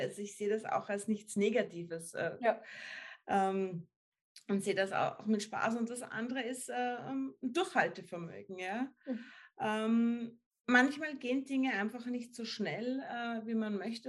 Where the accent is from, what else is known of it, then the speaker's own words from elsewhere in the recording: Upper Austria, Austria; ich komme aus Oberösterreich, da sind wir alle im Sommer am Fließband gestanden